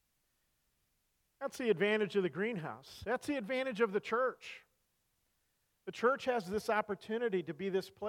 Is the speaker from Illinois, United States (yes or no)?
no; Salinas Valley, California, United States; also born or lived in Colorado; now in Missouri, United States; I grew up in the Salinas Valley, California